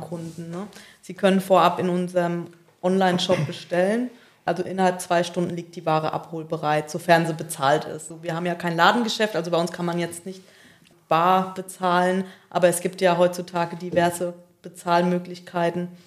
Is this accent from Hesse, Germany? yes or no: no; Aschaffenburg, Bavaria, Germany; moved away as an adult; also born or lived in Darmstadt; now in Selb, Germany; Ich komme gebürtig aus Aschaffenburg